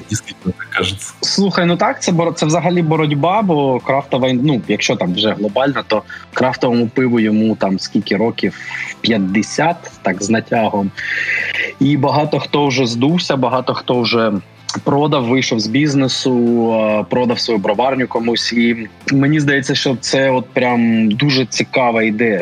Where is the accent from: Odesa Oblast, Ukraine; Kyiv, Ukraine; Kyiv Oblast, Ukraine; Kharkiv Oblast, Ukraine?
Kharkiv Oblast, Ukraine; Kharkiv